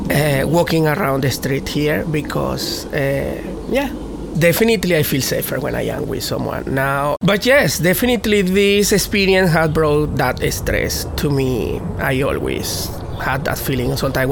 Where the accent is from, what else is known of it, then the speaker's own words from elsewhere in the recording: United States; born there; I am African American because I was born in America, and I am a person of color, but I also am Latin.